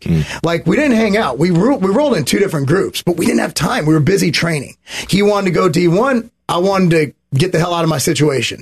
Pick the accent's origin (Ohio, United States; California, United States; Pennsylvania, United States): California, United States; I'm a Californian